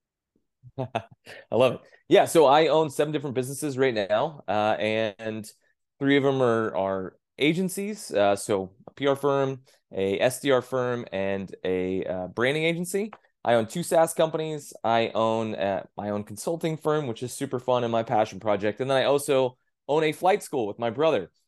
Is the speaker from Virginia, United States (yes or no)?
no; Texas, United States; growing up in Texas